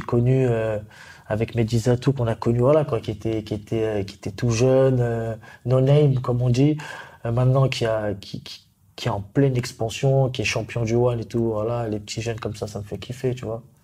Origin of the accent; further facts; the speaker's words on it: Paris, Île-de-France, France; je suis un pur Parisien